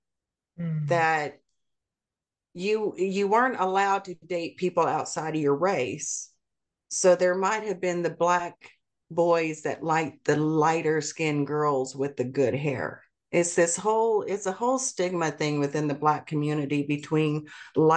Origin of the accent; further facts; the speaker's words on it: Texas, United States; also born or lived in Seoul, South Korea; I grew up in Texas. I grew up in what would be considered the South, even in the Deep South